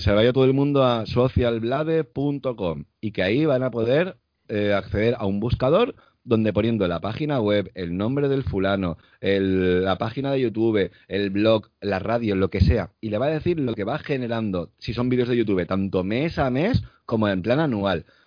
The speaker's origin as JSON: {"language": "Spanish", "country": "Spain", "said": "los que somos españoles"}